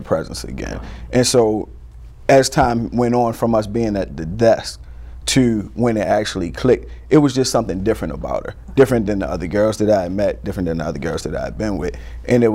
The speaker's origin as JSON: {"language": "English", "town": "Baltimore", "region": "Maryland", "country": "United States", "said": "I'm from Baltimore, and so I'm a huge Ravens fan"}